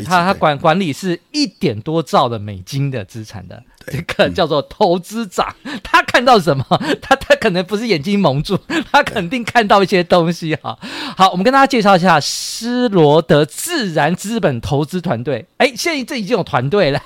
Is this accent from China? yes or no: no; Taiwan; 我们台湾人